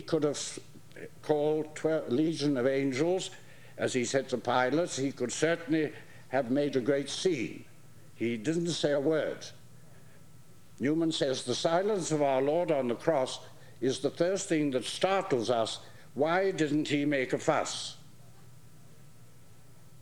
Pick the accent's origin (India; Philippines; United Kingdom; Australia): United Kingdom; England; coming from England